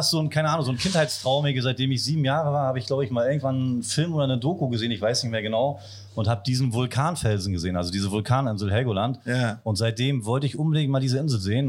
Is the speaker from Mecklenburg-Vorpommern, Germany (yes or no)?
yes; Wolgast, Mecklenburg-Vorpommern, Germany; ich bin gebürtiger Wolgast, also ein Küstenjunge.